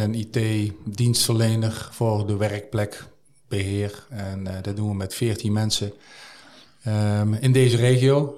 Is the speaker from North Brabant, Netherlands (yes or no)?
yes; Nuenen, North Brabant, Netherlands; al heel mijn leven heb ik daar, heb ik daar gewoond